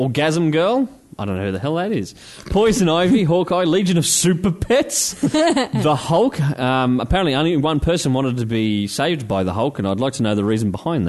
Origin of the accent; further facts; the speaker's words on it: Maribyrnong, Victoria, Australia; I come from Maribyrnong. We ain't got shit.